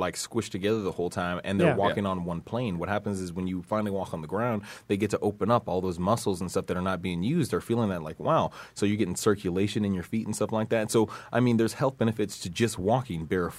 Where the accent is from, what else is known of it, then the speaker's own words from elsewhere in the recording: United States; I'm an American